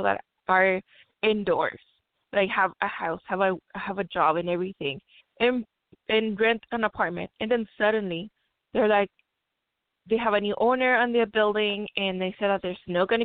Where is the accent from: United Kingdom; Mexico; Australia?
Mexico; now in Long Beach, United States; I grew up in Mexico where this is such a stigma